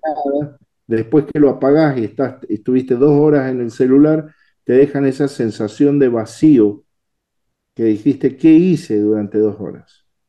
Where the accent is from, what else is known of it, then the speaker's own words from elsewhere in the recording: Mendoza, Argentina; Soy mendocino